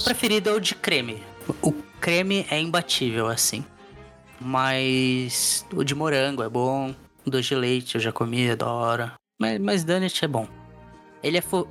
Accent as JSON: {"language": "Portuguese", "country": "Brazil", "moved": "yes", "said": "Tá no meu RG que eu sou brasileiro"}